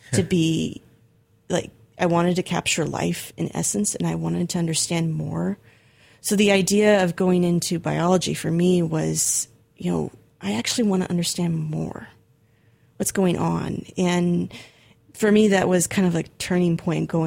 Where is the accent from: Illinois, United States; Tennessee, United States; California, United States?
California, United States; Arcata; moved away as an adult; also born or lived in Berkeley, California; the university that was in my hometown, Humboldt State